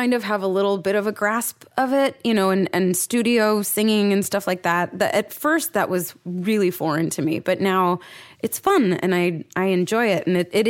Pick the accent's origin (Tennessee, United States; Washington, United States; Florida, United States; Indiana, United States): Washington, United States; Seattle; moved away as an adult; also born or lived in Southern Oregon / New York / Los Angeles; I'm from Seattle. I moved to Southern Oregon to live on my own and see if I could support myself.